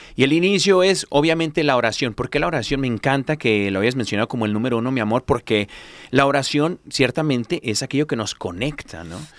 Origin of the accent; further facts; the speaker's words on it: California, United States; yo soy mexicano, pero de California, ¿no? De esos pochos.